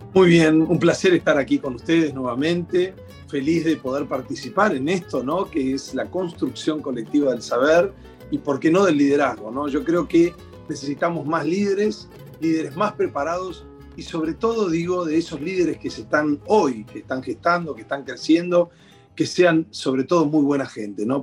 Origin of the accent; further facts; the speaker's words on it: Argentina; los argentinos